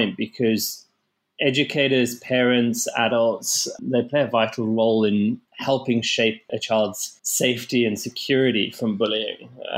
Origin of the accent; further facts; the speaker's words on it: South Africa; growing up in South Africa, I experienced bullying at quite a young age